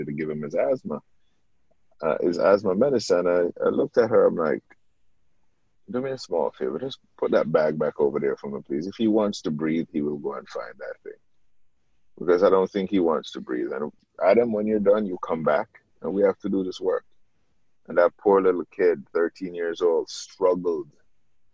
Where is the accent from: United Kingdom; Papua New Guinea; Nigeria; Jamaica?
Jamaica; moved away; as a kid growing up in Jamaica